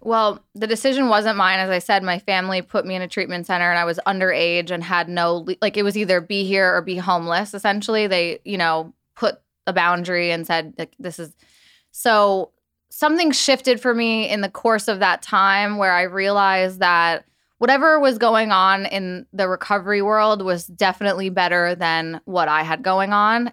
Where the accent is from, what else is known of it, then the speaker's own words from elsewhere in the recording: New York, United States; I grew up in New York.